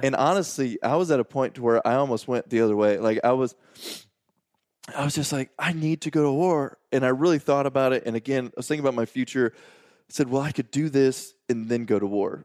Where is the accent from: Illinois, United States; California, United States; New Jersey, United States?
Illinois, United States; Washburn; I'm from a small town in Illinois called Washburn, and, uh, there's eleven hundred people in the town